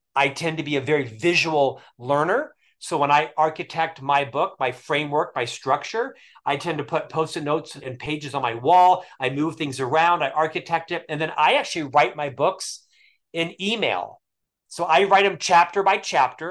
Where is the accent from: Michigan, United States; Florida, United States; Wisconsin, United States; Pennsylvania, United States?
Florida, United States; Orlando; moved away as an adult; also born or lived in Provo, Utah; I was raised in Central Florida, born and raised in Orlando area